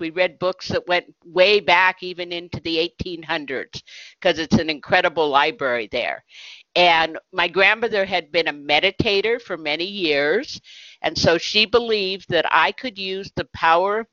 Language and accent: English; Berkeley, California, United States; I grew up in Berkeley, California during the 1960s